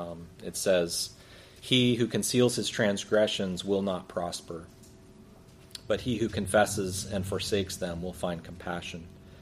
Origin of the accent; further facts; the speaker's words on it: United States; I'm American. Is my accent may lead you to believe something else, but I'm as American as an apple pie.